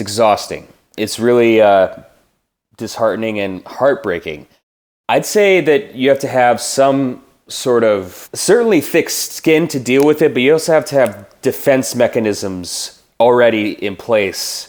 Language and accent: English; Minnesota, United States; I am from Minnesota. I was born in Minneapolis, and I grew up in a small town, uh, three hours west of Minneapolis